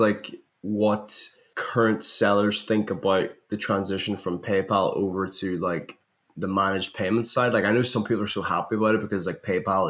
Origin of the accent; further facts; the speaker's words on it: Northern Ireland, United Kingdom; I'm from Northern Ireland.